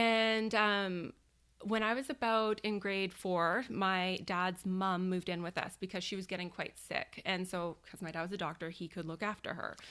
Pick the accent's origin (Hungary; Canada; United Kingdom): Canada; Victoria, British Columbia; born and raised in Victoria. I've never lived anywhere else